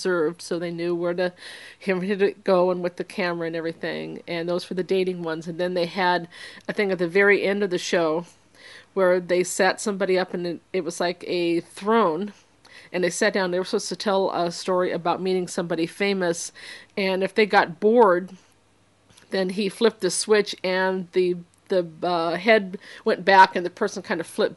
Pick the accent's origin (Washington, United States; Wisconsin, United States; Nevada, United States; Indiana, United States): Washington, United States; Seattle; I was from Seattle